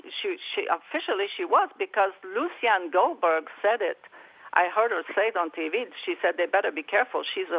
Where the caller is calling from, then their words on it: Mineral, Virginia, United States; I'm from Mineral, Mark.